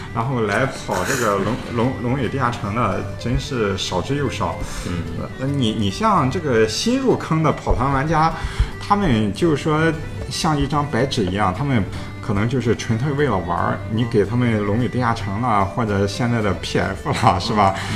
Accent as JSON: {"language": "Chinese", "country": "China", "said": "我们中国人"}